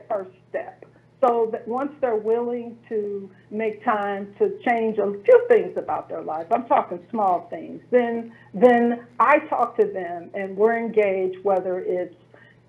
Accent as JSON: {"language": "English", "town": "St. Louis", "region": "Missouri", "country": "United States", "tie": "born or raised there", "said": "I was a systems engineer in my hometown of St. Louis, Missouri"}